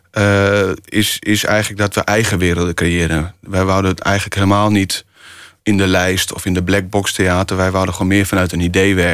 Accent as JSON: {"language": "Dutch", "region": "Friesland", "country": "Netherlands", "said": "We gingen altijd eh, met de zeilboot, ik kom uit Friesland"}